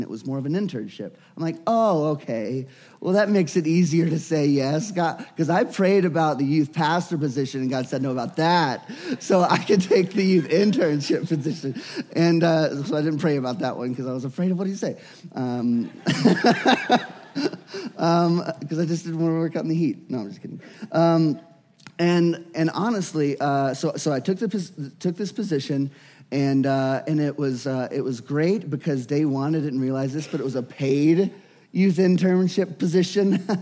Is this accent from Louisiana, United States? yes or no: yes; Louisiana, United States; I was born and raised in Louisiana